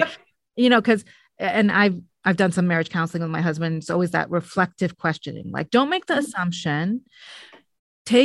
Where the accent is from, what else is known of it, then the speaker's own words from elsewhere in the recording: Beirut, Beirut Governorate, Lebanon; I grew up in Beirut